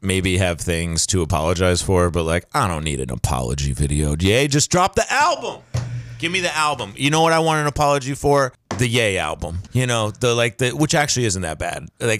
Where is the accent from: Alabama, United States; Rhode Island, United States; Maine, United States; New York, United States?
Maine, United States; we're from Maine